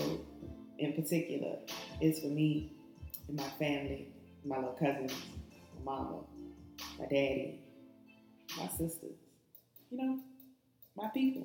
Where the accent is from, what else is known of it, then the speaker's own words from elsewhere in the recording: New Orleans, Louisiana, United States; I'm from New Orleans. I was born uptown, and I grew up in this pink house on Louisiana Avenue